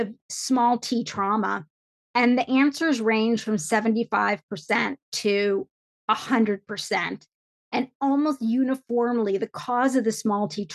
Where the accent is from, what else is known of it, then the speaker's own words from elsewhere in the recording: a small town in Indiana, United States; I had an American mom and we were living in a small town in Indiana